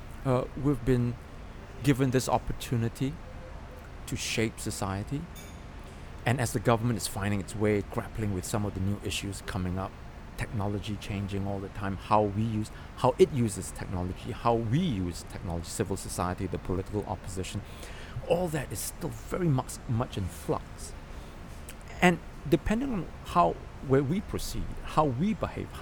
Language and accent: English; Singapore; we are Singaporeans. We were born and bred in Singapore.